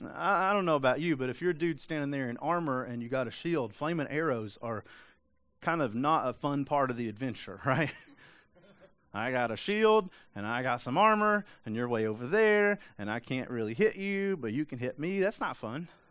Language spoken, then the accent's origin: English; East Tennessee, United States; I'm from East Tennessee.